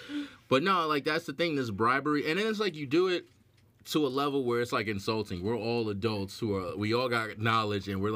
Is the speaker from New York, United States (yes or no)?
yes; New York, United States; I'm from New York.